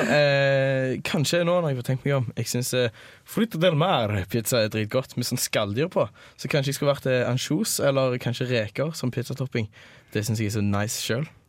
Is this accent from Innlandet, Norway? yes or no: no; Sandnes, Rogaland, Norway; moved away as an adult; now in Trondheim, Norway; jeg er fra Sandnes, byen i skyggen av Stavanger